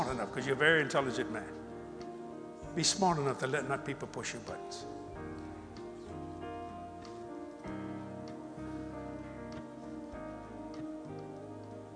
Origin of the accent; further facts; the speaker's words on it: United States; also born or lived in New Orleans; I'm an American. I'm an American.